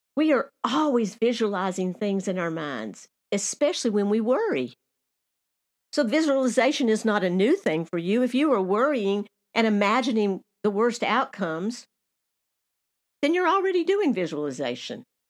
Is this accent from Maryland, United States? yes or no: no; Nashville, Tennessee, United States; moved away; also born or lived in Alaska; my hometown of Nashville, Tennessee